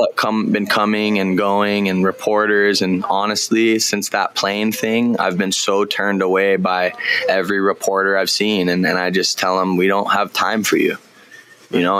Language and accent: English; Kahana, Hawaii, United States; also born or lived in Lahaina; Kahana, my hometown